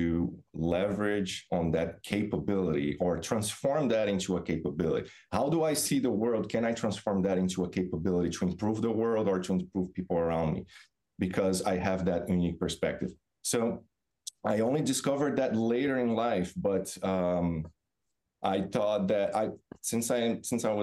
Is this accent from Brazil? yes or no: yes; Brazil; moved away as an adult; also born or lived in Florida, United States; now in Massachusetts, United States; So, I'm originally from Brazil. Grew up on beach town